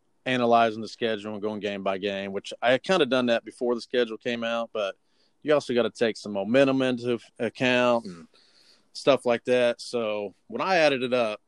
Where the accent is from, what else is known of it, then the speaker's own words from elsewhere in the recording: Middletown, Ohio, United States; moved away as an adult; I'm from Southern Ohio. I spent most of my life in Middletown, but from Middletown, Monroe area. I moved here to about 3 years ago for work